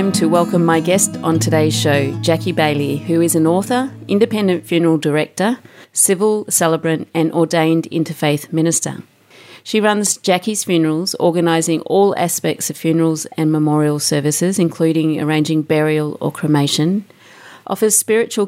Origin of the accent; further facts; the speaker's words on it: Australia; I'm an Australian too